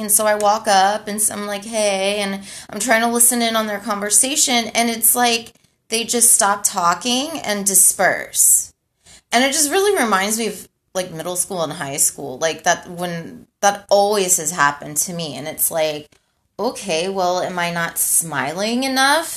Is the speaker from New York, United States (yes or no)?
no; Houston, Texas, United States; moved away as an adult; also born or lived in California; So I was raised in Houston. I grew up in Houston